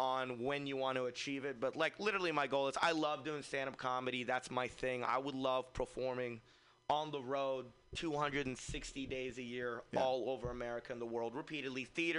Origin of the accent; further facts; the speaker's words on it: Fremont, California, United States; I'm from Fremont, so there's like 40 of my friends.